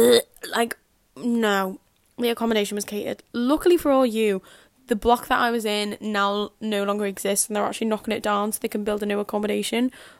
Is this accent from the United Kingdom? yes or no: yes; Liverpool, North West England, United Kingdom; accent: Scouse; back and I'm like Scouse, and everyone's like, why are you talking like that? And I'm like, this is my accent, this is how I speak.